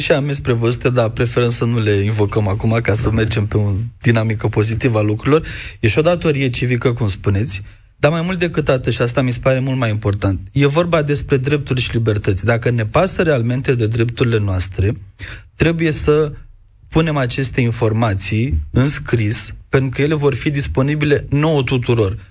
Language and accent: Romanian; Romania; în țara noastră